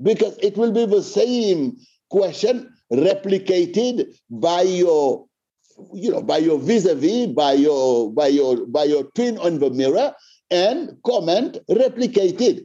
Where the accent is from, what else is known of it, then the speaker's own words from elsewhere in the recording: Senegal; I come from Senegal, Africa